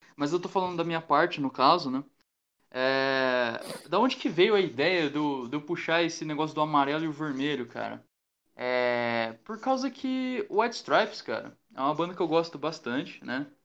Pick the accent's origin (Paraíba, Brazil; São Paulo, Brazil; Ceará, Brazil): São Paulo, Brazil; Mogi das Cruzes; a gente é de Mogi das Cruzes